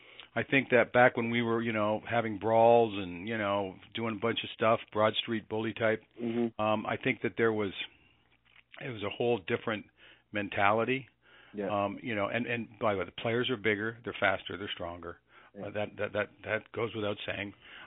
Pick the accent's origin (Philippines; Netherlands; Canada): Canada; you're talking to a guy that was mostly American, and I'm a Canadian.